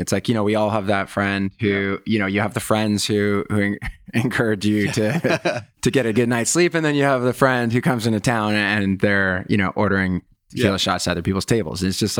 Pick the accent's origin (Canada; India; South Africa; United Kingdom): Canada; You know, I grew up in Canada and it was like where guys are encouraged, not traditionally years ago. And I think it's a problem with Canada